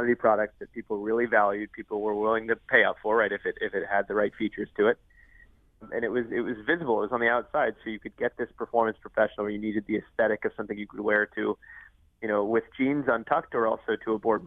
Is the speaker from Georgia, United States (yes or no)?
yes; Georgia, United States; moved away as an adult; I came from Georgia